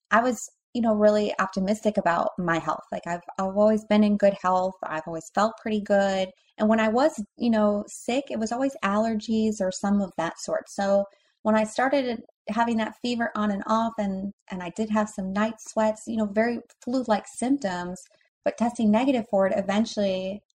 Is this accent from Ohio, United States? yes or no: yes; Cleveland, Ohio, United States; moved away; I'm from Cleveland, Ohio originally